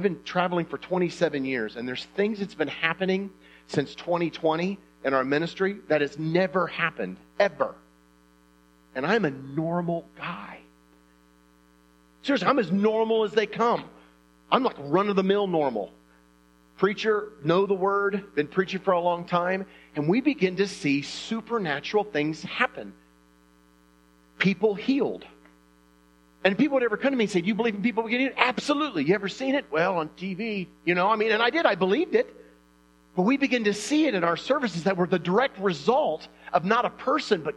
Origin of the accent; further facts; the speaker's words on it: Indiana, United States; I'm from Indiana